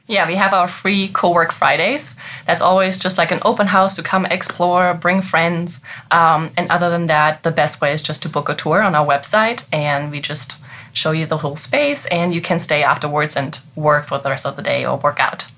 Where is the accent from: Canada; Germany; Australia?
Germany; English is a second language; moved away as an adult; now in Frederick, United States; I'm actually from Germany, and I came here in 2015 as an au pair. And I just wanted to perfect my English